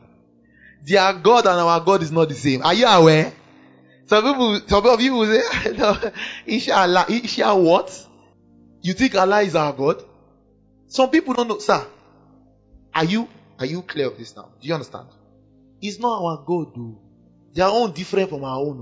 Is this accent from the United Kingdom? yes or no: no; Kano, Kano State, Nigeria; I grew up in Kano